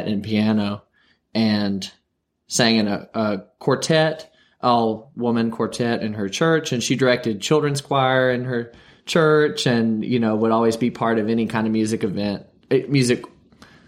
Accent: Wytheville, Virginia, United States; now in Berea, United States; I was born and raised in Wytheville, Virginia, which is a small town at the edge of the Blue Ridge Mountains

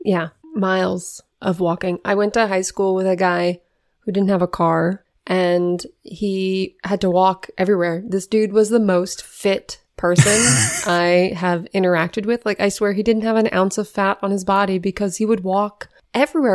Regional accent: Renton, Washington, United States; moved away; also born or lived in Baltimore / Philadelphia; I grew up in Renton, Washington, suburb of Seattle.

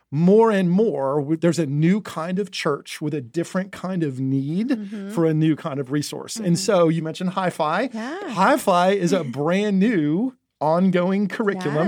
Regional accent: New Jersey, United States; moved away; I grew up in New Jersey in the Northeast

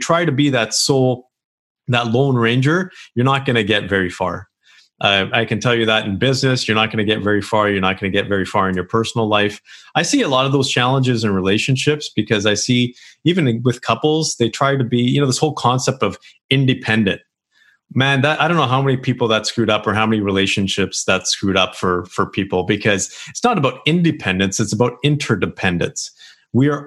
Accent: Canada; here in Canada

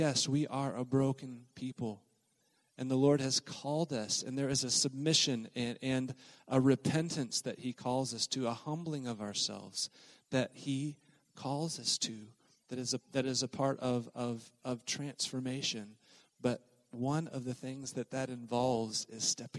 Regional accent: Oklahoma, United States; moved away; also born or lived in southern Mississippi; I grew up in Oklahoma, have lived different places, but one of the places I lived for a period of years was in the deep south in southern Mississippi

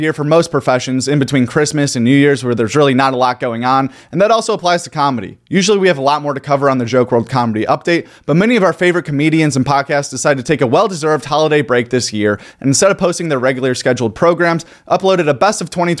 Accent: Northeast Ohio, United States; I'm from Northeast Ohio, which is basically, it's very close to Erie.

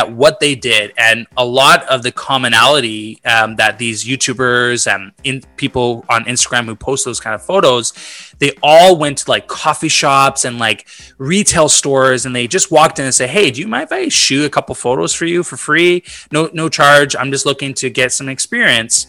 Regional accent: Vancouver, British Columbia, Canada; moved away as an adult; now in Montreal, Canada; my whole life, I grew up in Vancouver

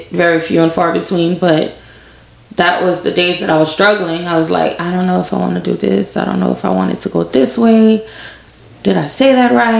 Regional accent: Lafayette, Louisiana, United States; I'm from Lafayette. Went to Northside High, graduated in 2004.

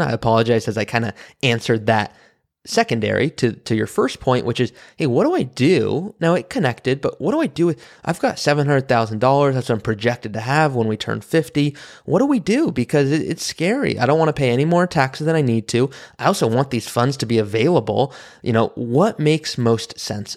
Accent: Malibu, California, United States; I grew up in Malibu, California, around wealth

